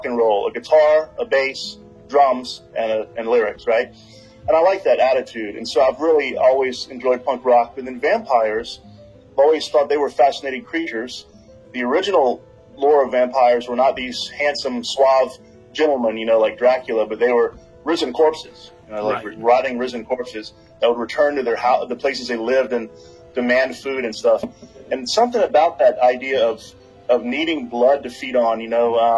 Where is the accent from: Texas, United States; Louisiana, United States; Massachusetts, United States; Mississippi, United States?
Louisiana, United States; moved away as an adult; also born or lived in New Orleans, Louisiana / Lafayette, Louisiana / mainland China; I'm from Louisiana, grew up partially in New Orleans and in Lafayette